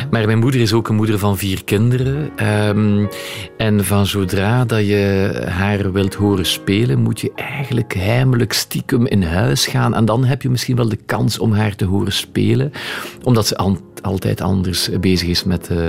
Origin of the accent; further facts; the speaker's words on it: Flanders, Belgium; Eh, het Frans, ik ben wel een Vlaming, maar ik spreek ook wel Frans.